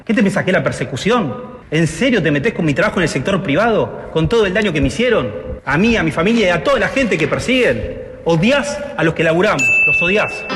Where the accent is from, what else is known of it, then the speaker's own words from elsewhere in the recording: Buenos Aires, Argentina; soy porteño